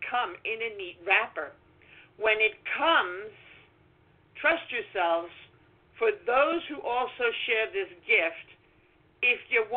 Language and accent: English; New York City, New York, United States; I'm from Brooklyn